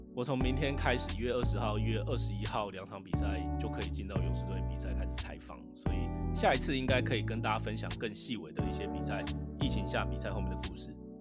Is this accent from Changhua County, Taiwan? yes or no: yes; Changhua County, Taiwan; now in San Francisco, United States; 我是彰化人